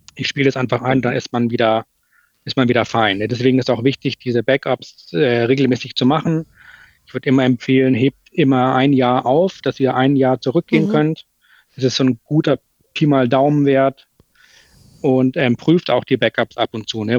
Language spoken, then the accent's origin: German; Hamburg, Germany; Bei uns in Hamburg äh, sagt man Tschüss